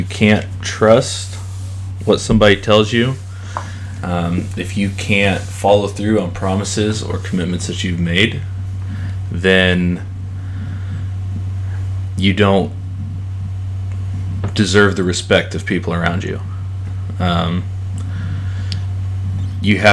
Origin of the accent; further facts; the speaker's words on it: Carthage, Missouri, United States; also born or lived in Joplin, Missouri; I was born and raised in Carthage, Missouri